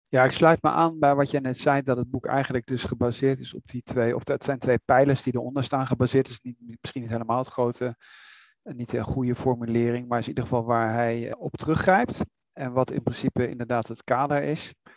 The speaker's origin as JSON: {"language": "Dutch", "country": "Netherlands"}